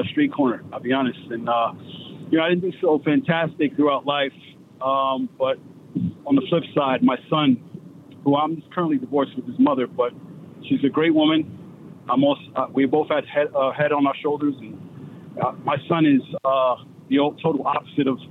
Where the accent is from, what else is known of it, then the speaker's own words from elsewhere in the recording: New York City, New York, United States; now in Amsterdam, New York, United States; born and raised in Brooklyn, New York